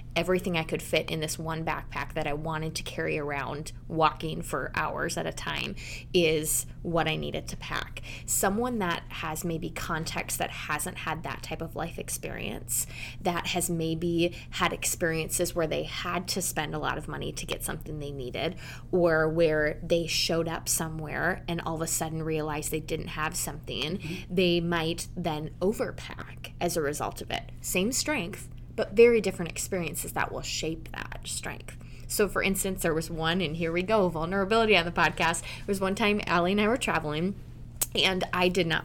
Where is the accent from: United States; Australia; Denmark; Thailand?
Denmark; my home country of Denmark